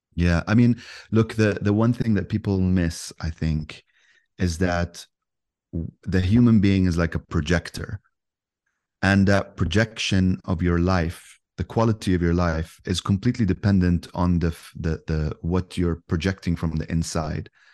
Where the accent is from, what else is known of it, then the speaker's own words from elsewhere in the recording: Yemen; I'm from Yemen, so I have a kind of like a I speak both languages